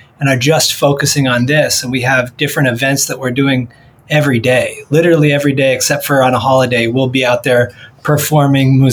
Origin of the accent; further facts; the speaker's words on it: Michigan, United States; I'm from Michigan